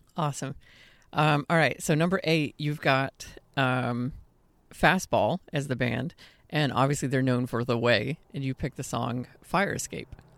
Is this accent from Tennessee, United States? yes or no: no; Austin, Texas, United States; my hometown of Austin